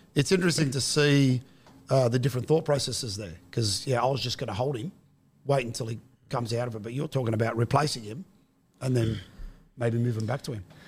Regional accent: Guildford, New South Wales, Australia; I'm the son of Western suburbs immigrants, you know, I grew up in Guildford, went to school in Granville and Westmead.

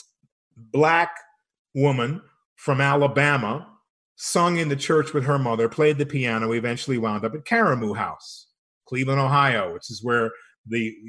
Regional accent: Rome, Lazio, Italy; also born or lived in Copenhagen, Denmark; now in Albuquerque, United States; I grew up in Rome. I was born in Copenhagen, Denmark.

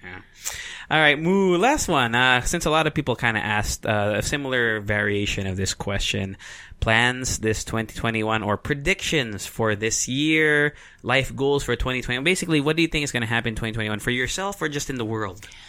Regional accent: Philippines; I'm Filipino

